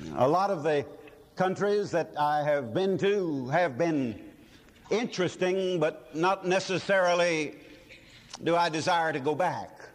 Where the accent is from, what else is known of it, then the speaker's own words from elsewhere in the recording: United States; this blessed and wonderful country that's ours, this wonderful America